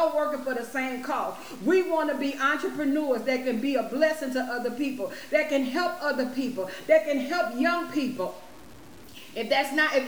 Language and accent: English; Chicago, Illinois, United States; I'm from Illinois, around Chicago area.